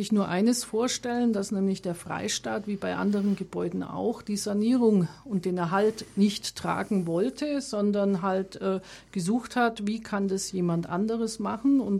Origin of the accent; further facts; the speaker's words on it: Augsburg, Bavaria, Germany; born there; now in Munich, Germany; Ich kam zum Studieren, zum Studium der Informatik nach München, geboren ursprünglich in Augsburg